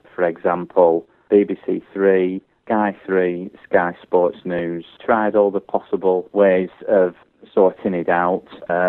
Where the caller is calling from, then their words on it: Leyland, North West England, United Kingdom; I'm calling from Leyland, Lancashire.